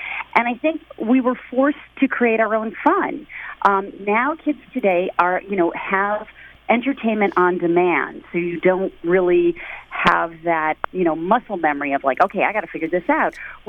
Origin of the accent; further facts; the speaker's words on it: Midwest, United States; also born or lived in New York / Michigan / Minnesota / Ohio; I grew up mostly in the Midwest. I was born in New York, but I lived in Michigan, Minnesota, Ohio, and Illinois.